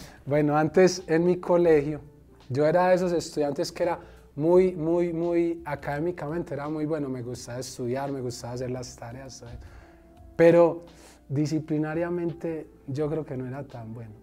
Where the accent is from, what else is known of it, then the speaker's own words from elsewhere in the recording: Medellín, Antioquia, Colombia; yo soy de Medellín, Colombia